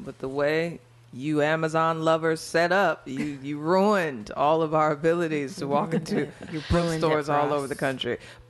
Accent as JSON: {"language": "English", "town": "St. Louis", "region": "Missouri", "country": "United States", "also_born_or_lived": "Chicago", "moved": "yes", "lives_now": "Atlanta, United States", "said": "I'm from St. Louis"}